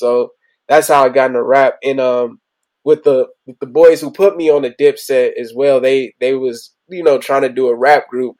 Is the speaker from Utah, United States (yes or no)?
no; Compton, California, United States; I'm from Compton, California, from the east side of Compton